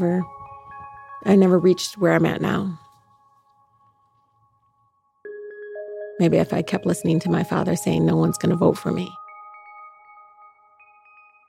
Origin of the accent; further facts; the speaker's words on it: Detroit, Michigan, United States; here in Detroit, I'm just Detroiter